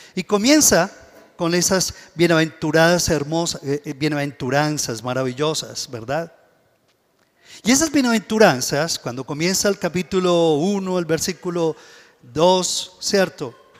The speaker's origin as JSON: {"language": "Spanish", "country": "Colombia", "said": "nosotros, como colombianos"}